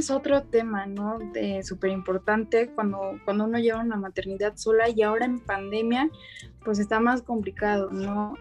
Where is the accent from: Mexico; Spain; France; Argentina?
Mexico; Mexico City; soy de México, específicamente de la Ciudad de México